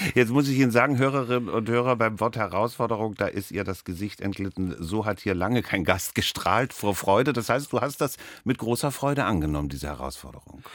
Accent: Berlin, Germany; also born or lived in West Germany; Ich bin zwar auch im Westen geboren, aber dann im Osten aufgewachsen und in Berlin, in Ostberlin natürlich ins Theater gedremmelt

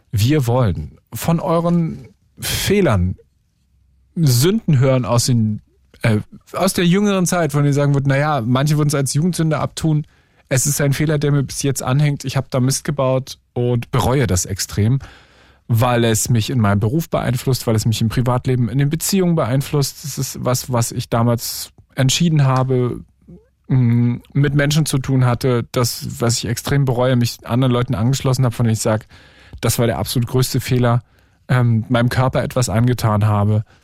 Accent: Brandenburg, Germany; in dem Ort, wo ich groß geworden bin, in der Nähe von Berlin

